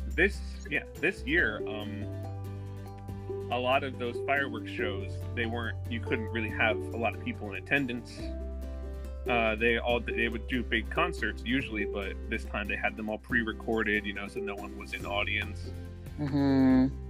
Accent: North Carolina, United States; I'm from North Carolina, but I'm actually currently in Florida.

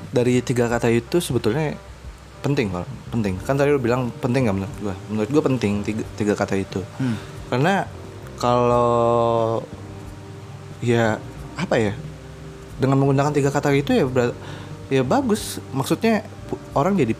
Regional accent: Pekalongan, Central Java, Indonesia; Kalau gue biasa di kampung gue, gue di Pekalongan, kampung gue ya uncle sih.

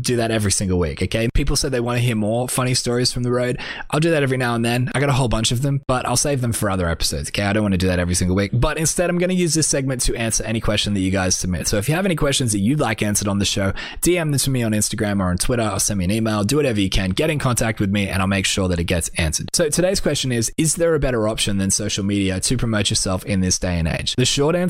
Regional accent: Australia; I'm just an Australian artist

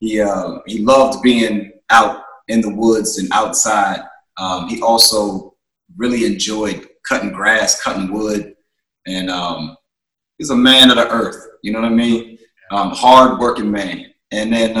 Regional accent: Charlottesville, Virginia, United States; I was born in Charlottesville, Virginia.

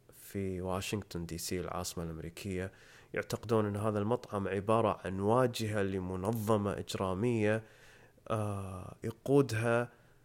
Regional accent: Kuwait; إحنا عندنا بالكويت

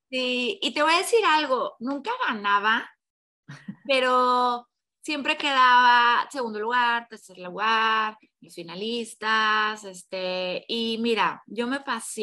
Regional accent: Mexico; also born or lived in Tamaulipas / Mexico City; soy mexicana, yo vivo en, en Tamaulipas, que es un estado que está pegado con la frontera

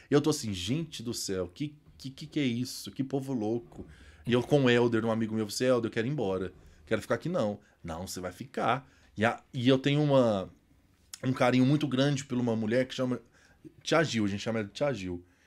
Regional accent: Itaúna, Minas Gerais, Brazil; Sou natural de Itaúna, como vocês falaram, fica aqui uns, uns 80 quilômetros, mais ou menos, da capital

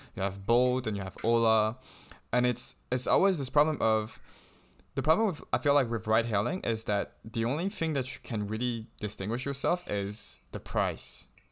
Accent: Shanghai, China; growing up in Shanghai, I never had issues with trying to get a taxi

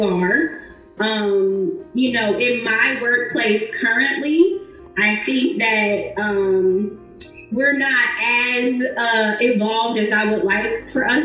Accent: Ohio, United States; my home state

